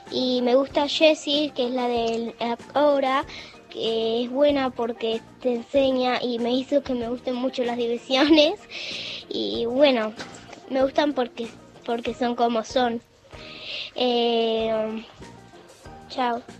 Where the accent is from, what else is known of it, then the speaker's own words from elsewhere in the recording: Casilda, Santa Fe, Argentina; soy de Casilda